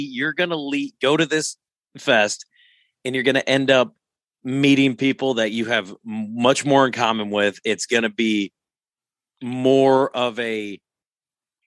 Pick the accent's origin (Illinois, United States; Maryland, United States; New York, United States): Illinois, United States; Rock Island; moved away; I'm from Rock Island, but like, it's never a place I ever want to call home